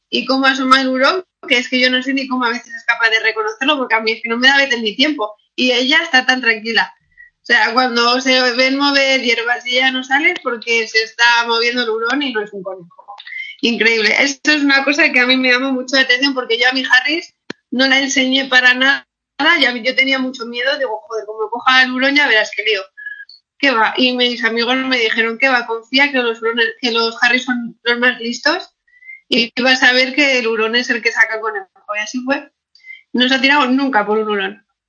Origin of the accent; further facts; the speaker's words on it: Asturias, Spain; Yo en Asturias